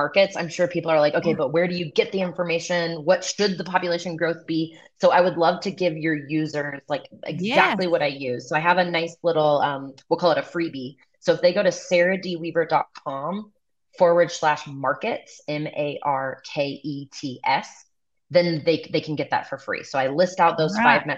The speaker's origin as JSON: {"language": "English", "town": "Kansas City", "country": "United States", "tie": "born or raised there", "moved": "as an adult", "said": "I grew up in Kansas City"}